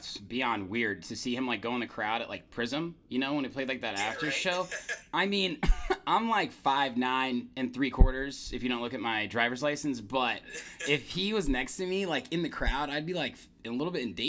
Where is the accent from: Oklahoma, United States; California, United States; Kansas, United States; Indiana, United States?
Indiana, United States; moved away as an adult; now in Chicago, United States; I'm from Indiana.